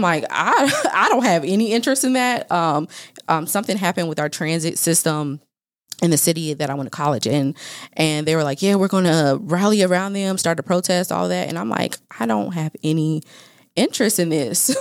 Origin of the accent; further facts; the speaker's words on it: Fayetteville, North Carolina, United States; now in Dallas, United States; I am from Fayetteville, North Carolina